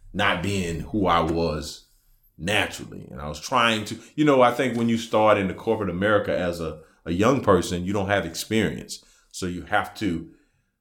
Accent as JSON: {"language": "English", "town": "Camden", "region": "South Carolina", "country": "United States", "said": "I'm from Camden, South Carolina."}